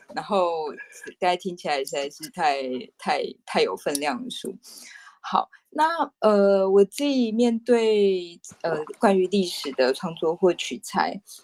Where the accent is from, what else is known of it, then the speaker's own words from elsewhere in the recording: Taipei, Taiwan; 我其实是一个土生土长的台北人